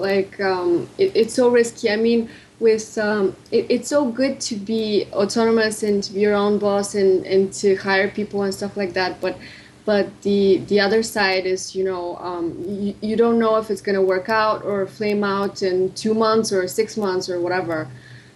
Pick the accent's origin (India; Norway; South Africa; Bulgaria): Bulgaria; moved away as an adult; also born or lived in Rome / England / United States; Right now I'm in Bulgaria. I was born and raised here.